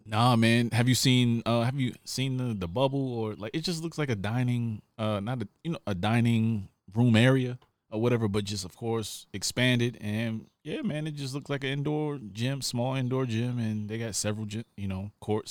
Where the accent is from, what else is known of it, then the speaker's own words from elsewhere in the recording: New York, United States; I come from New York, we both not street dudes, but we grew up in some tough environments